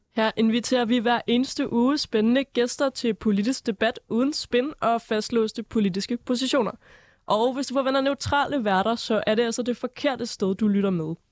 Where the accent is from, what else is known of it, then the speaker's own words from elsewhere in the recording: North Jutland, North Denmark Region, Denmark; Jeg er jo fra Nordjylland